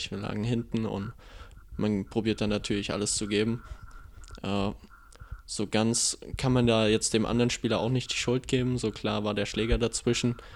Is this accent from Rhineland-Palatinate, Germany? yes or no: no; Erfurt, Thuringia, Germany; born there; Ja, das ist richtig, aber für einen Nachwuchs hatte ich gespielt gehabt für Erfurt.